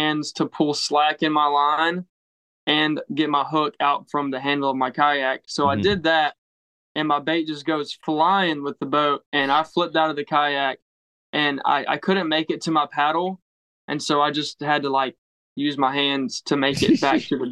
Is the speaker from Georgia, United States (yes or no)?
yes; Georgia, United States; I'm from Georgia